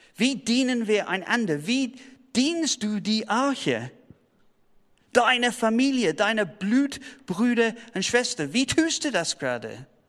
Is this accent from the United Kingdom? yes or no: yes; United Kingdom; German is a second language; now in Tübingen, Germany